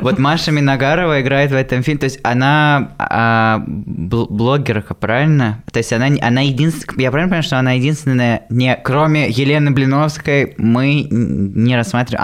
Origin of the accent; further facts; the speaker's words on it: Voronezh, Voronezh Oblast, Russia; я из Воронежа